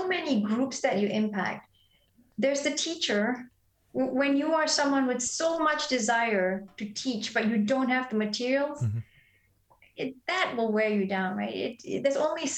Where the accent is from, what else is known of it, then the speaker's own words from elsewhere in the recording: Malaysia; moved away as an adult; also born or lived in Belfast, Northern Ireland; I grew up in Malaysia, but we had great schools